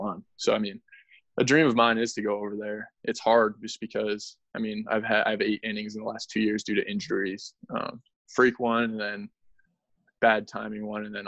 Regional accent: Canada; I'm from Canada.

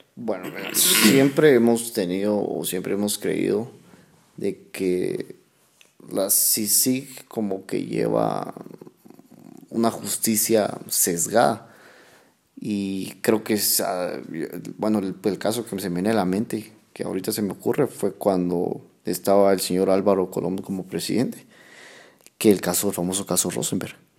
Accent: Guatemala; el Estado de Derecho que tenemos como guatemaltecos

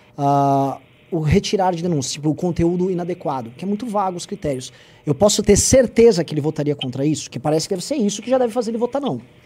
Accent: São Paulo, Brazil; Eu sou de São Paulo

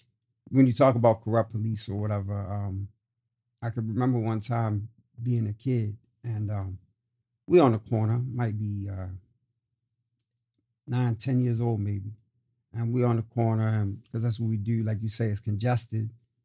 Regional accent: Prince Albert, Saskatchewan, Canada; born there; So with that being said, yeah, I was born in Prince Albert, Saskatchewan.

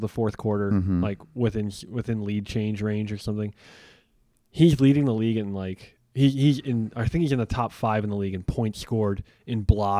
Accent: Chicago, Illinois, United States; As a Chicagoan

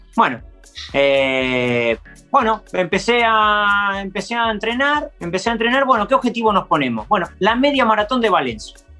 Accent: Argentina; moved away as an adult; now in Alicante, Spain; vivo en Alicante, le digo, pero bueno, soy argentino

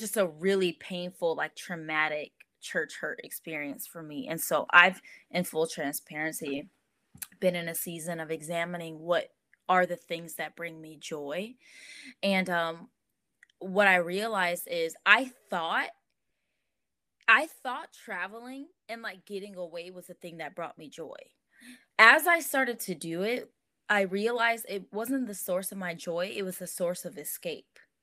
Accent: Los Angeles, California, United States; also born or lived in Inglewood; now in Rancho Cucamonga, United States; Born and raised

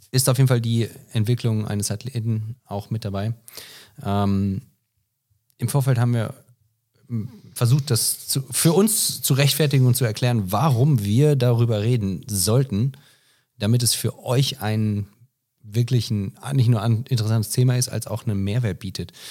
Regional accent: United States; Ah, also ich bin Amerikaner.

